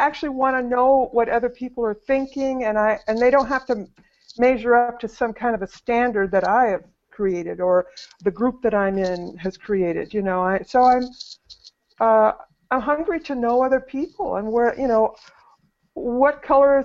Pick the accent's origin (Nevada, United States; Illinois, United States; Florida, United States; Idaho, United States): Idaho, United States; North; I was raised in North Idaho